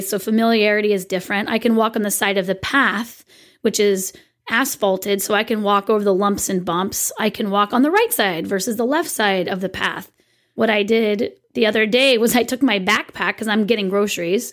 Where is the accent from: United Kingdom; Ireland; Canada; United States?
United States; California; I am such a Californian